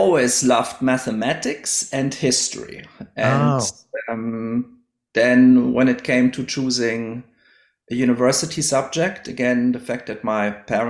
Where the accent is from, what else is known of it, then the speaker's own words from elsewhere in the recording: Idar-Oberstein, Rhineland-Palatinate, Germany; now in Australia; I grew up in a town called Idar-Oberstein, which nowadays has 25,000 inhabitants or so. It's in the west of Germany, not too far from the French and the Luxembourg border.